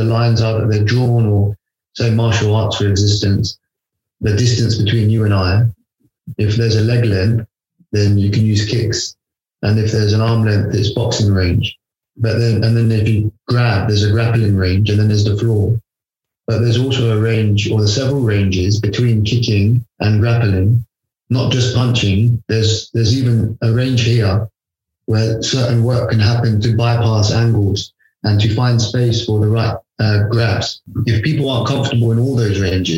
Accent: London, United Kingdom; I was born in London.

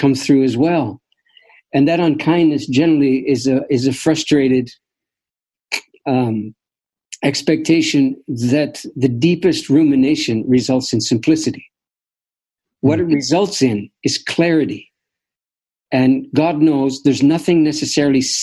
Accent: Canada; as a Canadian

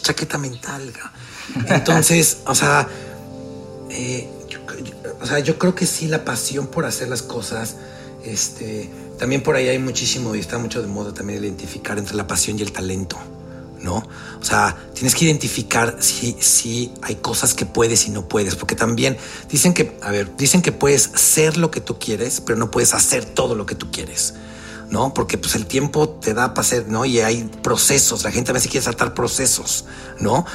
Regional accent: Mexico; moved away as an adult; also born or lived in Miami; yo estoy out of my comfort zone desde que me salí de México

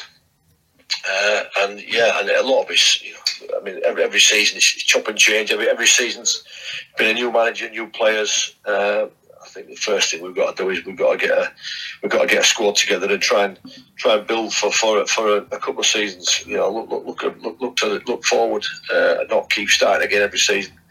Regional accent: Yorkshire and the Humber, United Kingdom; moved away; I grew up in Yorkshire

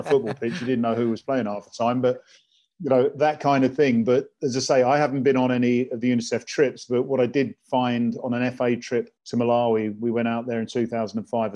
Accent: England, United Kingdom; I was born in England, born in Wellington City

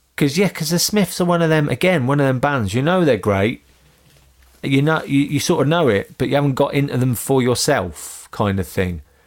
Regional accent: Northampton, East Midlands, United Kingdom; I grew up in Northampton

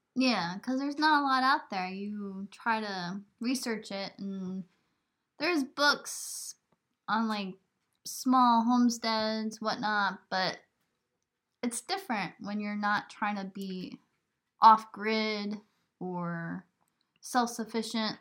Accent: New York, United States; moved away; also born or lived in Burlington, Vermont; I come from New York

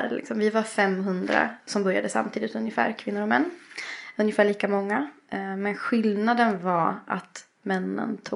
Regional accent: Östersund, Jämtland, Sweden; moved away; also born or lived in Sri Lanka; Jag är ju uppväxt i Östersund. Mm. Eh, och det hörs lite.

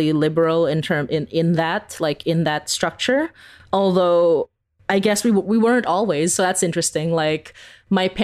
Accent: Philippines; now in Canada; growing up in the Philippines

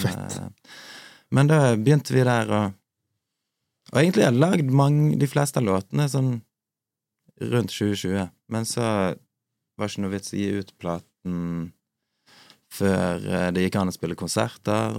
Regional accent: Bergen, Vestland, Norway; Jeg er fra Bergen

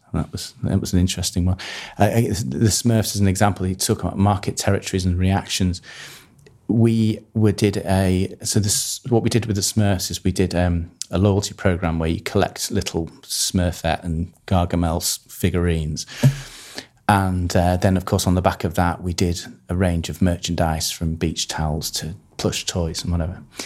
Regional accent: Harrogate, Yorkshire and the Humber, United Kingdom; born or raised there; also born or lived in Manchester

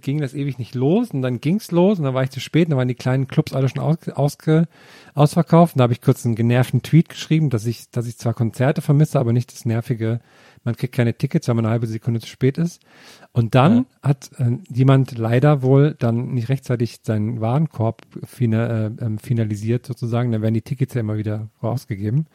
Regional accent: Thuringia, Germany; meiner Kindheit in Thüringen

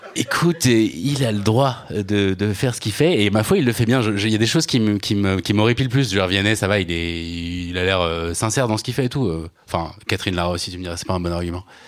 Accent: Normandy, France; moi j'ai grandi donc en Normandie dans les années 80

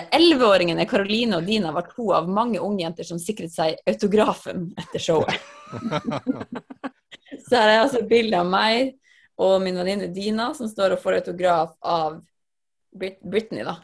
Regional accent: Finnmark, Norway; jeg vokste opp i Finnmark

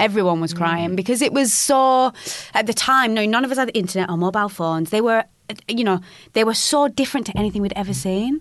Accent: United Kingdom; being a Northerner

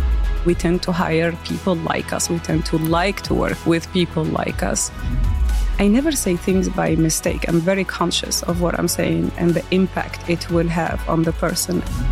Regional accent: Algeria; born there; So I was born in Algeria. I'm the eldest of three daughters.

